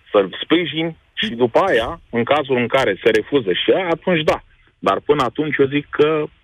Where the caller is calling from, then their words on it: Ploiești, Prahova, Romania; Salut, băieți! Vă sunt de la Ploiești.